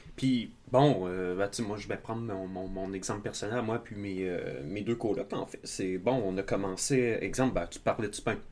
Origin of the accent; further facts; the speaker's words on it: Outaouais, Quebec, Canada; je viens de l'Outaouais